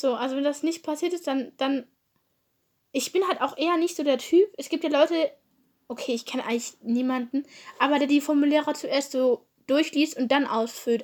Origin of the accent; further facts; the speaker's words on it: Germany; Ich komme aus Deutschland, aber ist auch irgendwie klar, weil ich Deutsch rede